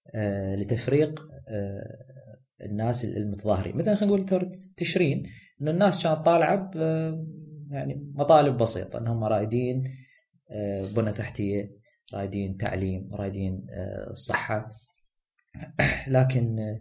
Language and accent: Arabic; Iraq